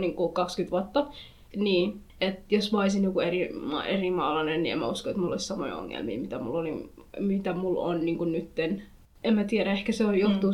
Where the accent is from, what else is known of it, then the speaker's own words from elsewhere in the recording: Finland; mä oon syntynyt Suomessa, mä oon kasvanut Suomessa ja mä tiedän Suomen kulttuurin